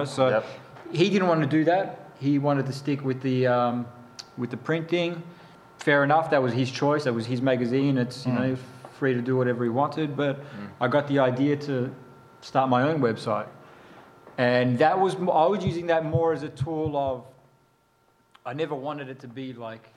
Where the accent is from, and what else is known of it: Australia; moved away as an adult; now in New York, United States